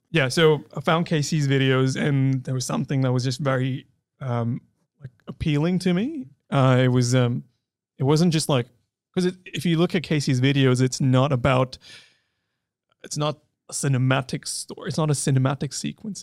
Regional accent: Delhi, India; moved away as an adult; I'm from India. Uh, I was born in Delhi

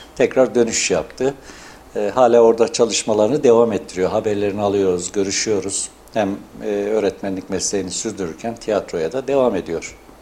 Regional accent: Yeşilhisar, Kayseri Province, Turkey; Kayseri Yeşilisar doğumluyum.

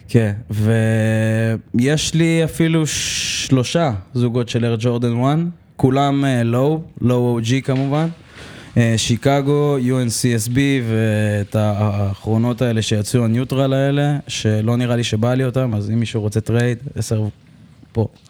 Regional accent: Holon, Tel Aviv District, Israel; אני מחולון במקור. גדלתי באזור קריית שרת

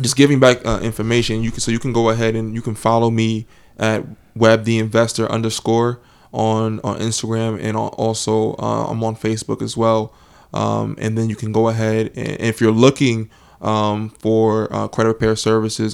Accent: New Jersey, United States; I'm from New Jersey

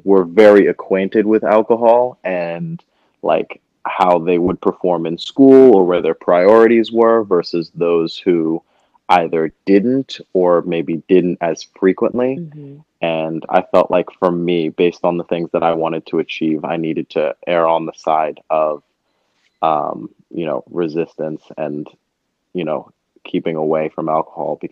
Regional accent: Montclair, New Jersey, United States; also born or lived in Harlem, New York; now in New York, United States; I'm from Montclair, New Jersey, and currently reside in Harlem, New York

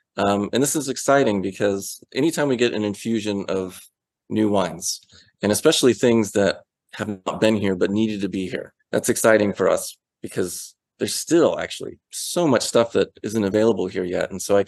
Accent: Atlanta, Georgia, United States; And it was like, actually, we're from Atlanta.

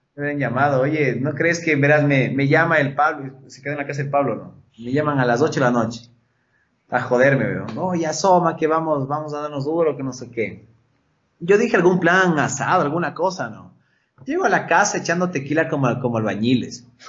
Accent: Quito, Pichincha, Ecuador; also born or lived in Chone, Manabí (family); mi familia es chonera. Yo ya nací en Quito, casi, casi nací en Manaví

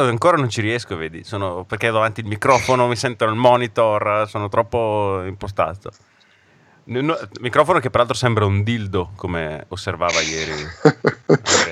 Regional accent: Brescia, Lombardy, Italy; accent: bresciano; ho l'accento bresciano

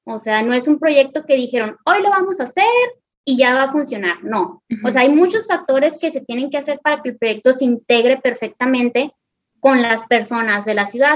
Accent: northern Mexico, Mexico; nosotros los mexicanos

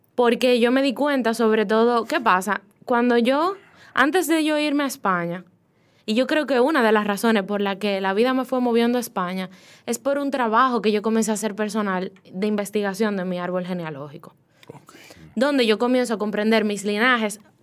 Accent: Dominican Republic; moved away as an adult; now in Spain; yo nací aquí y yo tengo cualidades, porque nací aquí, esta tierra tiene todo lo que yo necesito

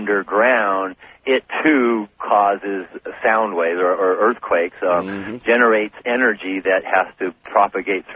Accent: Humboldt County, Northern California, United States; moved away as an adult; also born or lived in Los Angeles, California; now in Hawaii, United States; I was born in Los Angeles and spent most of my growing up in Humboldt County

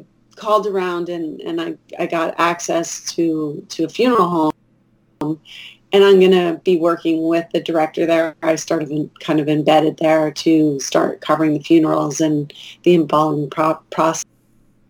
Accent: New York area, United States; moved away; I'm from the New York area

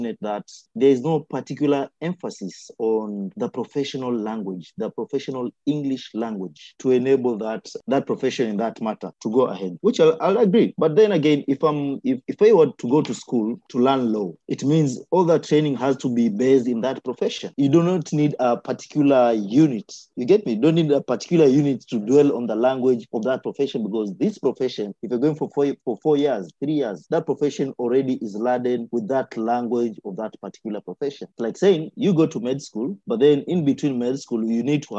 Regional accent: Kilifi, Kilifi County, Kenya; I come from Kilifi, I've been born in Kilifi, we've been burying our people in Kilifi.

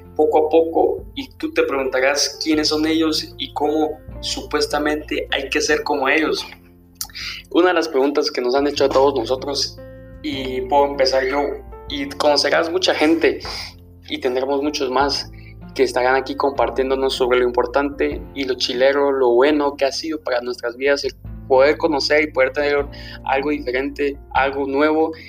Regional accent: Villa Nueva, Guatemala Department, Guatemala; yo soy de Villanueva

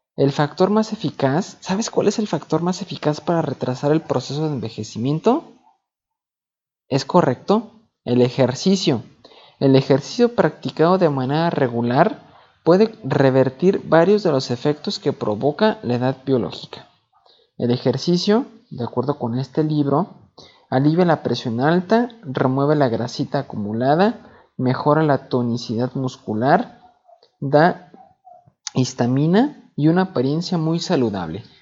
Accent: Mexico; Así somos los, mexicanos

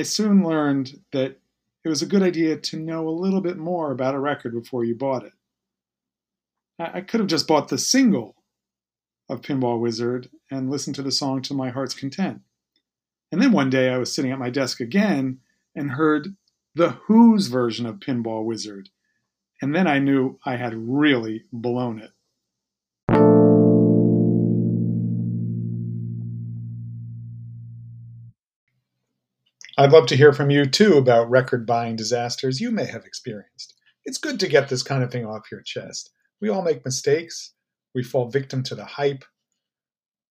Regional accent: New York City, New York, United States; I grew up in the Upper West Side where there was a lot of Cuban immigrants

